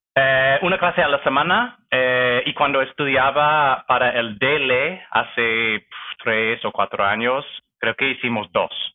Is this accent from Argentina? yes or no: no; near Vancouver, British Columbia, Canada; Spanish is a second language; moved away as an adult; now in Toronto, Canada; soy canadiense, nací eh, cerca de Vancouver, en los suburbios, y crecí allá también. Eh, me mudé a Toronto hace siete años.